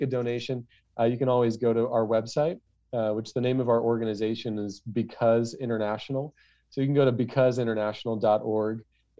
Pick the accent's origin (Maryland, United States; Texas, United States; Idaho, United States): Idaho, United States; Nampa; I'm a normal kid from Nampa